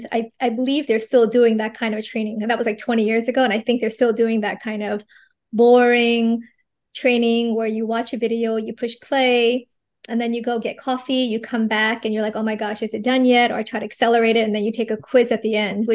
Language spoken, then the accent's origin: English; United States; moved away as an adult; also born or lived in New York / Los Angeles; now in Singapore; I'm actually an American from New York